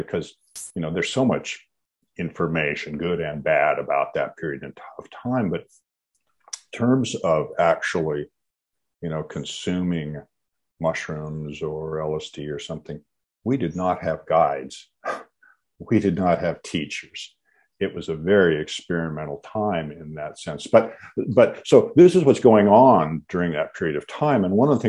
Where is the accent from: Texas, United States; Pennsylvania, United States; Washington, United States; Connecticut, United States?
Washington, United States; I grew up in the Pacific Northwest, grew up in Washington State